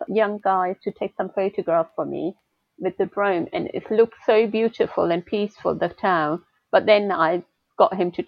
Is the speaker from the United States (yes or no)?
no; northern Pakistan, Pakistan; now in St Albans, United Kingdom; my little hometown. I come from North Pakistan.